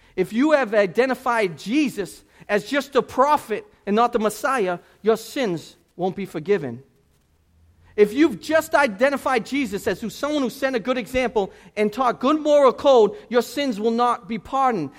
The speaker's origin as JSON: {"language": "English", "town": "Boston", "region": "Massachusetts", "country": "United States", "said": "I'm from Boston"}